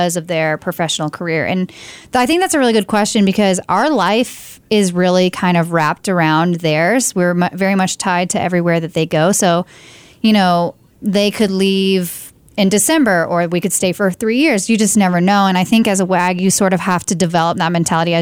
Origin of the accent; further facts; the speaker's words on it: the South, United States; now in New Mexico, United States; I'm from the South, so football was kind of like tried and true for me